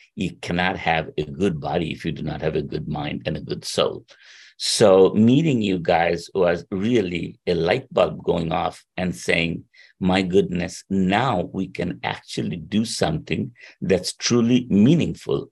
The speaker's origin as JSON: {"language": "English", "country": "India", "tie": "born or raised there", "also_born_or_lived": "Princeton", "moved": "as an adult", "said": "I was born in India."}